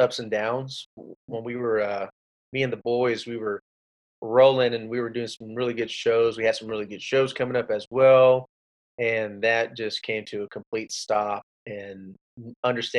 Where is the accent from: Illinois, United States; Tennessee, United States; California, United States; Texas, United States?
Texas, United States; Rio Grande Valley; also born or lived in Austin, Texas; I was born in Austin, Texas, raised in the Rio Grande Valley